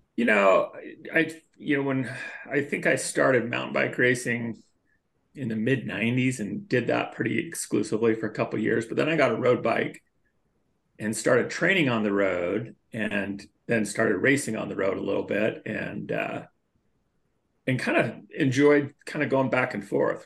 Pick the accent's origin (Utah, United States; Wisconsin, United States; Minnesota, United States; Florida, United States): Utah, United States; Millcreek; also born or lived in Lafayette, California; moved here pretty quick after I was born, and just raised here in East Mill Creek